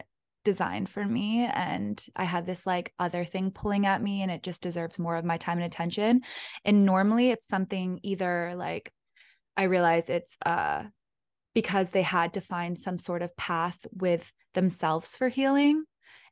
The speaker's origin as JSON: {"language": "English", "region": "North Shore of Massachusetts", "country": "United States", "tie": "born or raised there", "moved": "yes", "said": "I'm from North Shore of Massachusetts. I'm like fifth generation."}